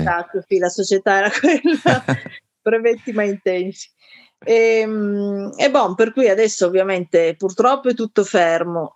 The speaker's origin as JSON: {"language": "Italian", "town": "Turin", "region": "Piedmont", "country": "Italy", "said": "Io sono di Torino, quindi a Torino il teatro era già un, un settore molto attivo"}